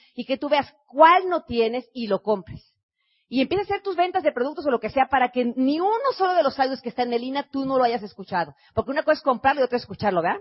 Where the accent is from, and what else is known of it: Mexico